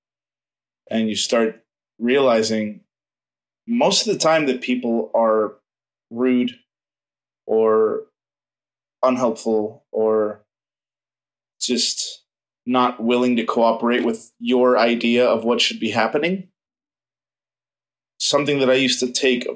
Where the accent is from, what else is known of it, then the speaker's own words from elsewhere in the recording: Miami, Florida, United States; I grew up in Miami, which is a very, very fast, aggressive city